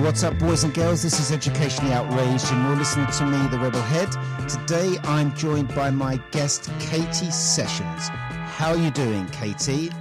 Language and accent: English; United Kingdom; we're British